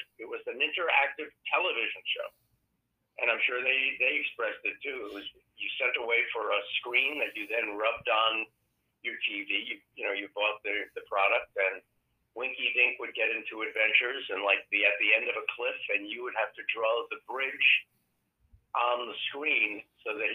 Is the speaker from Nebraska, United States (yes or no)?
no; Kingston, New York, United States; I was born in Kingston, New York, first capital of New York State, established 1652 by the Dutch. And I was raised there.